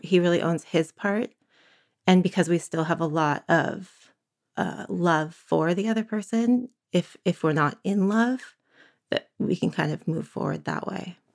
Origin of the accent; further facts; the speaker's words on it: San Francisco, California, United States; also born or lived in Berkeley, California; now in Santa Cruz, United States; I was born in San Francisco in the early eighties.